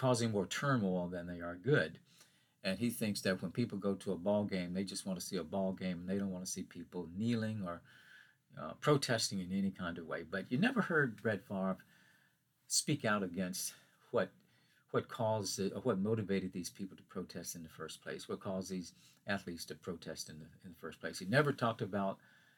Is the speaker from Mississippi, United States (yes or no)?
yes; Hattiesburg, Mississippi, United States; my hometown near Hattiesburg, Mississippi.